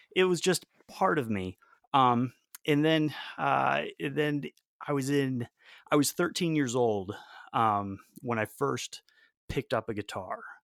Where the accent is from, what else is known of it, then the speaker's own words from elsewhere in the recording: Raleigh, North Carolina, United States; also born or lived in Belém, Brazil; I grew up in North Carolina, in Raleigh, North Carolina, which is, uh, where I live now